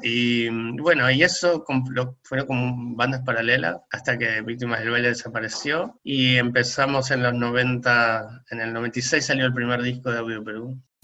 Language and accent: Spanish; La Plata, Buenos Aires Province, Argentina; moved away as an adult; now in Buenos Aires, Argentina; soy re platense